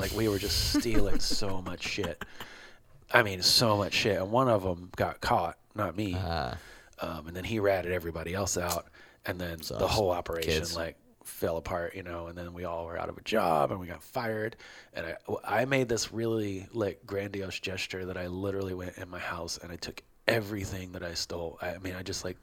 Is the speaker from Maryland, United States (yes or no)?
yes; Baltimore, Maryland, United States; I grew up in Baltimore